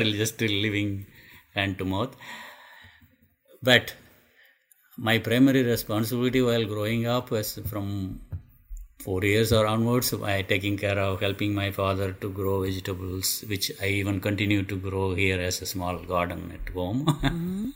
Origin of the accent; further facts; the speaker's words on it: India; moved away as an adult; also born or lived in Madras; nobody went to school from my hometown at the time